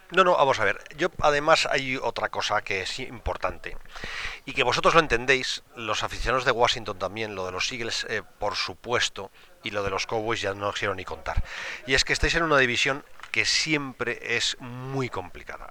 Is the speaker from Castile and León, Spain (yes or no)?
yes; Valladolid, Castile and León, Spain; yo soy del Pucela porque nací en Valladolid